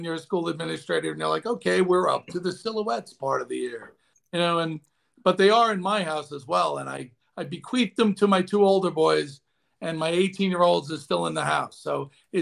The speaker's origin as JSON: {"language": "English", "area": "Long Island", "region": "New York", "country": "United States", "tie": "born or raised there", "said": "I was raised on Long Island, blue collar family"}